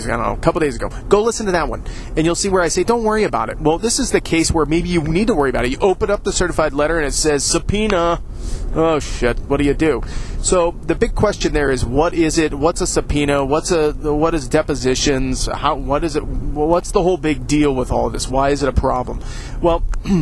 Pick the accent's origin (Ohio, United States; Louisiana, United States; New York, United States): Ohio, United States; I say it weird because I'm from Ohio. That's how we say it here.